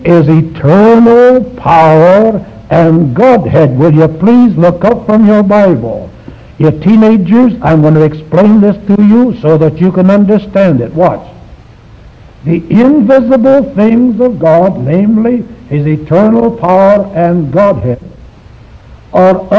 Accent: China; moved away; I was born in China

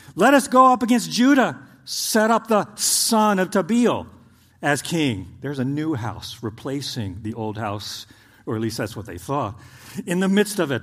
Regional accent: Oklahoma, United States; born or raised there; moved away as an adult; now in Indiana, United States

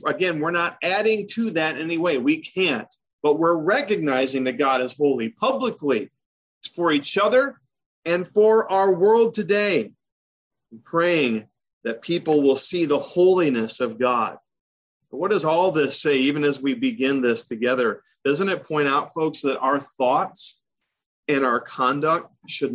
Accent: Michigan, United States; moved away; also born or lived in the South / Maryland; I grew up in Michigan, and adults were always referred to as Mr. So-and-so

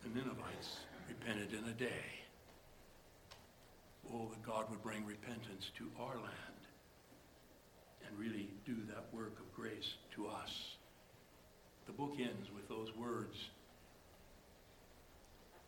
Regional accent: United States; being American

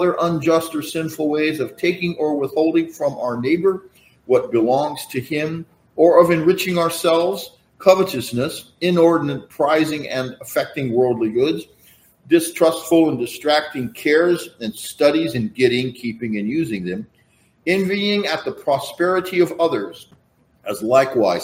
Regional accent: Central Valley, California, United States; growing up in the Central Valley

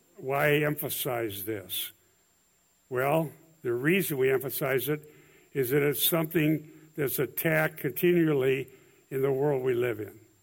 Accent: Iowa, United States; I'm from Iowa

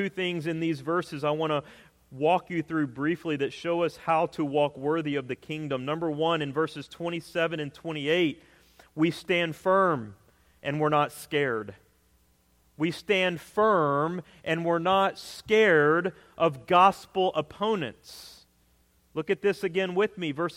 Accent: Texas, United States; moved away; I grew up in Texas

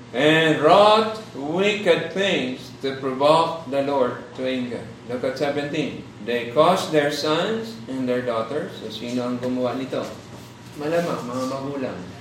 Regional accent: Philippines; Pilipino ako.

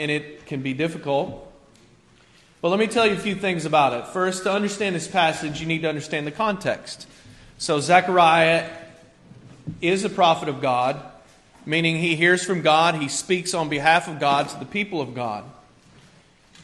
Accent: rural Kentucky, United States; also born or lived in Cincinnati, Ohio; now in Staten Island, New York, United States; I was born in Cincinnati, but I grew up kind of in a rural place in Kentucky

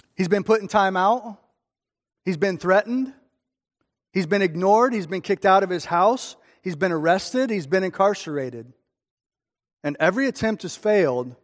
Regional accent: Streamwood, Illinois, United States; I'm from Streamwood

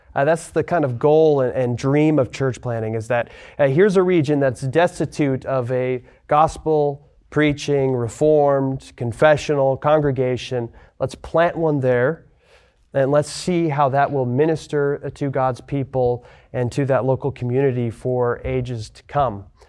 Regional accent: Lewiston, Idaho, United States; moved away as an adult; also born or lived in Spokane, Washington; now in Texas, United States; I'm from Lewiston, Idaho originally. I grew up there

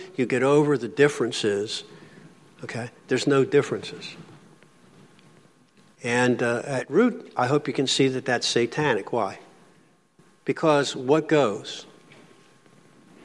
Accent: Philadelphia, Pennsylvania, United States; Coming from Philly, I was born in Philly, raised in Philly, lived there

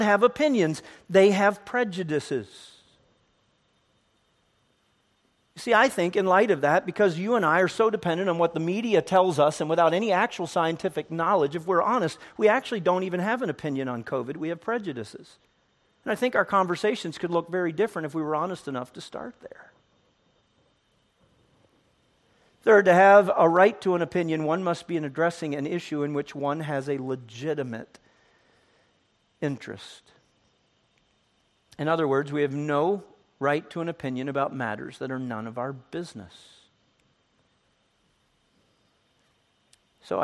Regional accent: United States; I'm an American

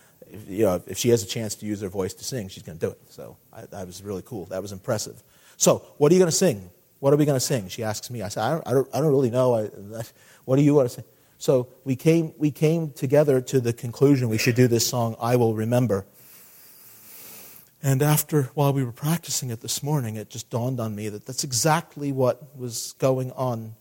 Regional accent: United States; growing up in America

